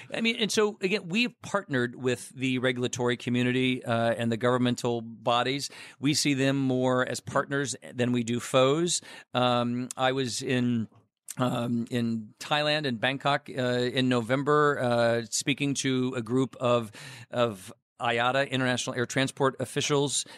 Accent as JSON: {"language": "English", "town": "Chicago", "region": "Illinois", "country": "United States"}